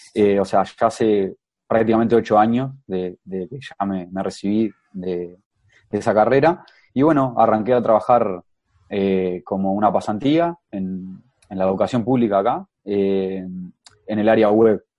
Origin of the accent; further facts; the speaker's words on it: Ciudad de la Costa, Canelones, Uruguay; now in Montevideo, Uruguay; soy, soy de Uruguay, eh, tengo 28 años y vivo en, Montevideo actualmente, pero en realidad soy, soy de la ciudad de La Costa